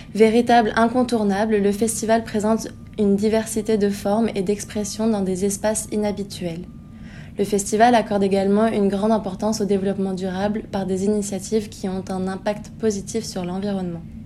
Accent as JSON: {"language": "French", "country": "France", "moved": "as an adult", "lives_now": "Montreal, Canada", "said": "je suis française"}